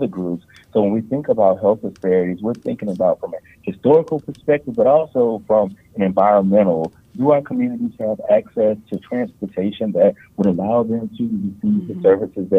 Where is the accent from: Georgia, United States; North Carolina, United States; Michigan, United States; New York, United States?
North Carolina, United States; Durham; also born or lived in Person County, North Carolina / Caswell County, North Carolina; While I was born and raised in Durham, North Carolina, I like to say that I am a child of rural North Carolina